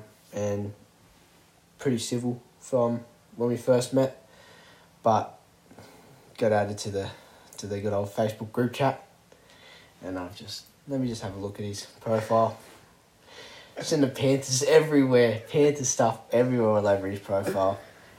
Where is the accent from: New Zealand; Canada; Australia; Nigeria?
Australia; Wollongong, New South Wales; We're from Wollongong, south coast area.